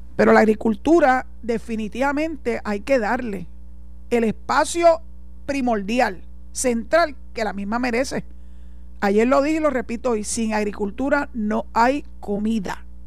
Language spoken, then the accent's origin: Spanish; Puerto Rico; soy puertorriqueña, orgullosa de mi tierra